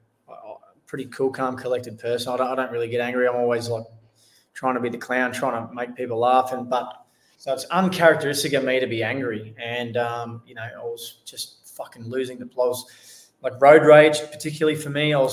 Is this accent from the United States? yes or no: no; Australia; I'm an Australian soldier. Well, I was an Australian soldier